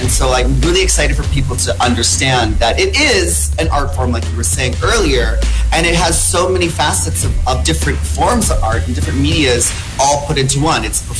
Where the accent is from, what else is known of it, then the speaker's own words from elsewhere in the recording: Philippines; I am Filipino after all, so why not sing?